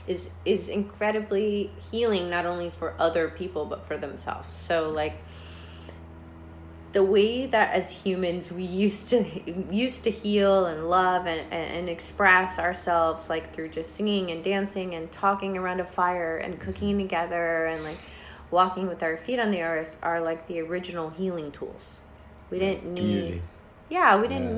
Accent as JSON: {"language": "English", "region": "Georgia", "country": "United States", "tie": "born or raised there", "said": "I was born in Georgia"}